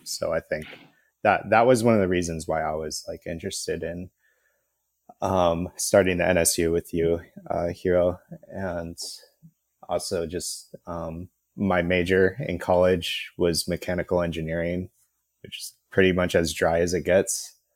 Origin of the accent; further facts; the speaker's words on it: California, United States; also born or lived in New York City; we're both from California